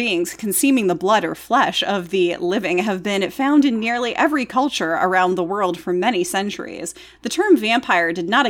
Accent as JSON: {"language": "English", "region": "the South", "country": "United States", "said": "And they'd always go, why, thank you, but I'm from the South."}